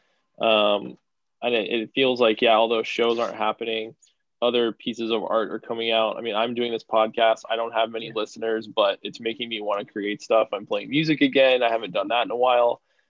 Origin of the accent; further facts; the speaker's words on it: Texas, United States; now in Portland, United States; I'm from Texas originally